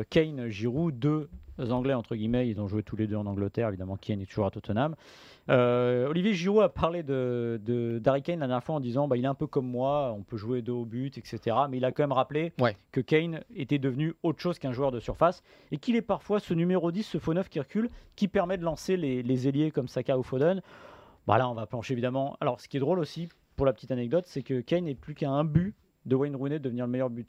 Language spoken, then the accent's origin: French; France